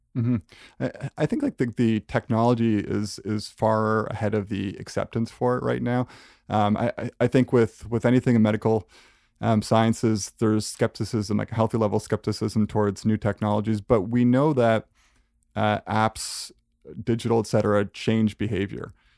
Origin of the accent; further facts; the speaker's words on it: Canada; as a Canadian, like, we tend to be pretty modest